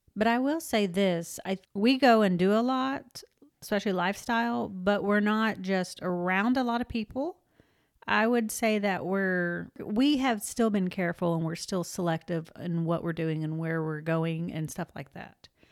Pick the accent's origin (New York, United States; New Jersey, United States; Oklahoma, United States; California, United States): Oklahoma, United States; moved away; I am from Oklahoma, and I'm actually from a small town in Oklahoma